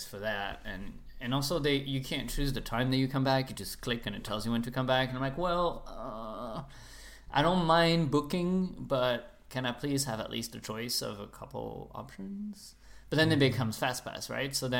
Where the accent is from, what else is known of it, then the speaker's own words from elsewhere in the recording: France; I was raised in France